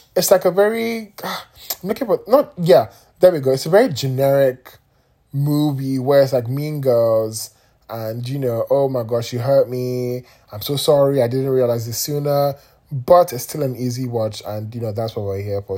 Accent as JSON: {"language": "English", "country": "Nigeria", "said": "I'm Nigerian"}